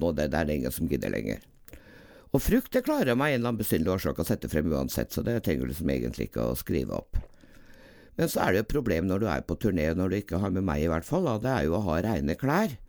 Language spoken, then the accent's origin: Norwegian; Trøndelag, Norway; also born or lived in Dovrefjell / Grong / Namsos; Jeg er jo egentlig trønder